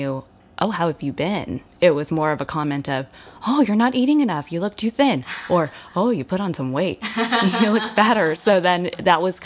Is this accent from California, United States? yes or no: yes; San Gabriel Valley, California, United States; I'm from the San Gabriel Valley